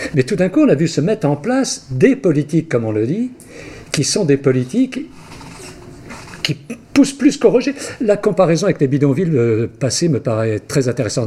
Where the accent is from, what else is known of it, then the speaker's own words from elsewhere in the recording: Brittany, France; je suis breton, je suis fier d'être breton